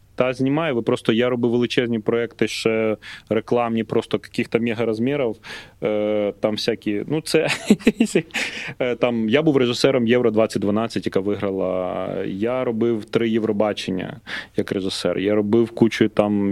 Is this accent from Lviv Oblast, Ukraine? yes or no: no; Lutsk, Volyn Oblast, Ukraine; born or raised there